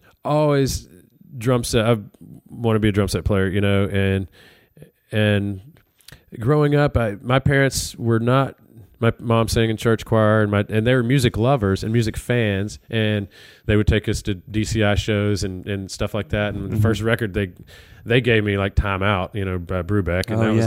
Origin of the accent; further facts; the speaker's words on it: Alabama, United States; Even though I'm from Alabama, I didn't grow up on country music.